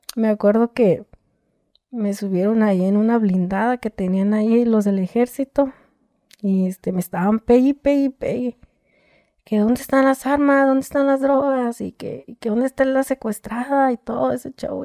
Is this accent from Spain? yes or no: no; Tijuana, Baja California, Mexico; also born or lived in Michoacán; yo soy de aquí de Tijuana